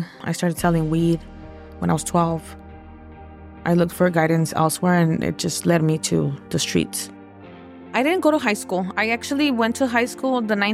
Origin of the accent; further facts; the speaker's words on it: Los Angeles, California, United States; also born or lived in Echo Park, Los Angeles; I was born in Echo Park and raised in the San Fernando Valley